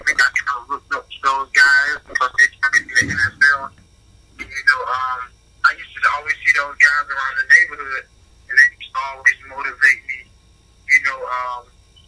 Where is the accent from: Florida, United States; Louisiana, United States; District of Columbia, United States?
Florida, United States; Belle Glade; my hometown of Milwaukee, Florida